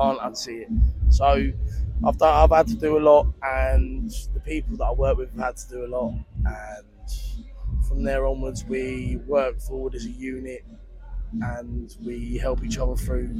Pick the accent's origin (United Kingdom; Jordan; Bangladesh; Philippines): United Kingdom; London; also born or lived in near Cambridge; now in Cambridge, United Kingdom; I'm from London. Yeah. I live up near Cambridge now.